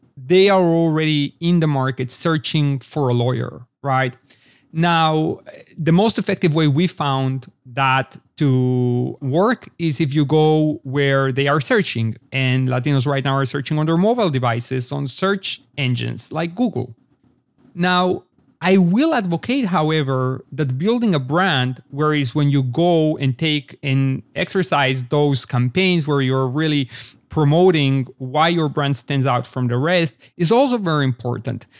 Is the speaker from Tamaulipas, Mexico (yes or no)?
no; Mexico City, Mexico; also born or lived in Israel / Los Angeles, United States; now in Austin, United States; born and raised in Mexico City to an Israeli family, as a matter of fact. So I grew up between both Israel and Mexico